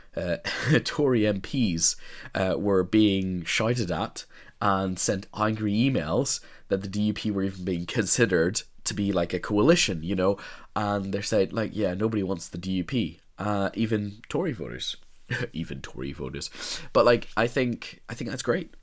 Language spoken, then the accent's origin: English; Northern Ireland, United Kingdom; as a Northern Irish person, as a person who grew up in Northern Ireland